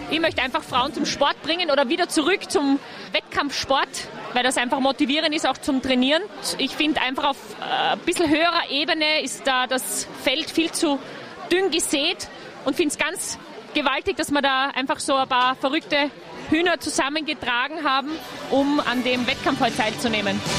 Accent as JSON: {"language": "German", "town": "Kitzbühel", "region": "Tyrol", "country": "Austria", "said": "vom Special Book Team. Wir sind aus Kitzbühel."}